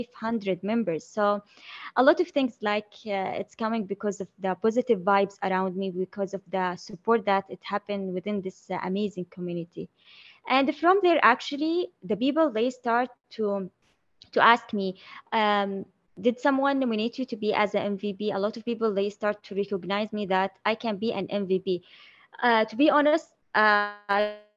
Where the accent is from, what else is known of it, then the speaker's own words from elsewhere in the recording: Saudi Arabia; I'm from Saudi Arabia, Middle East.